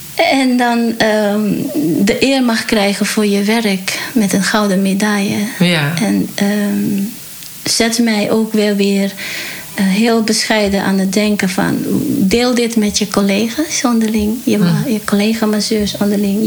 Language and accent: Dutch; Paramaribo, Suriname; now in Netherlands; geboren in Suriname, Paramaribo. En van origine Javaanse, dus Javaans-Surinaams